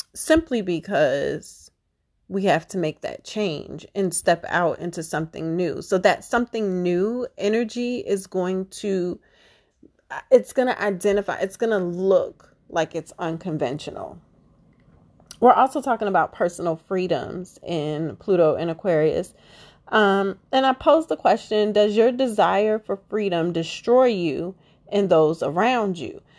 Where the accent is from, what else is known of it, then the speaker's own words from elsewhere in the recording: Baltimore, Maryland, United States; I was raised in Baltimore